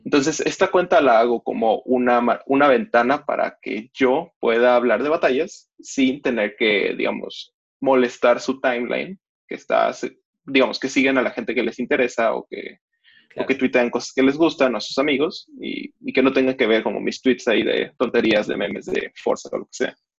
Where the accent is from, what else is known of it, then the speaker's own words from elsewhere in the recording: Mexico; soy mexicano, tengo 20 años